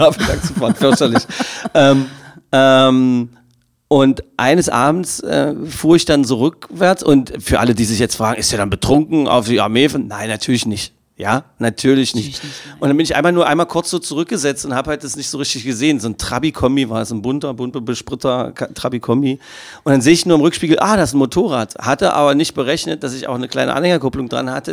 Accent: Magdeburg, Saxony-Anhalt, Germany; ich als Magdeburger Kind

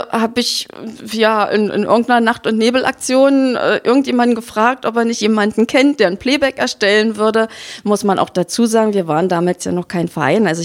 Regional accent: Magdeburg, Saxony-Anhalt, Germany; wir als Magdeburger haben für euch jetzt hier

